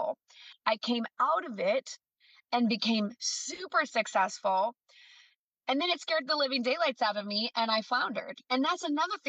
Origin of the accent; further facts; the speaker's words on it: the North, United States; now in the South, United States; I'm down in the South, that I'm originally from the North